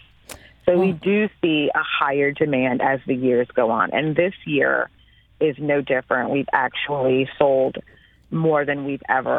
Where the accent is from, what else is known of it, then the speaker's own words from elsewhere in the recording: New Orleans, Louisiana, United States; now in St. Louis, United States; growing up in New Orleans.